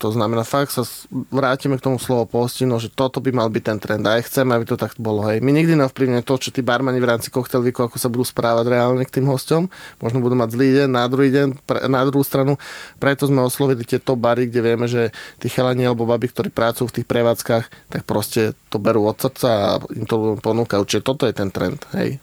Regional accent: Trnava, Trnava Region, Slovakia; ja som sám z Trnavy

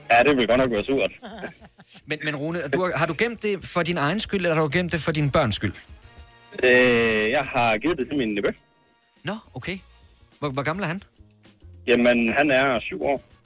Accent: Fjerslev, North Denmark Region, Denmark; Jeg kommer op fra Fjerslev i Nordjylland

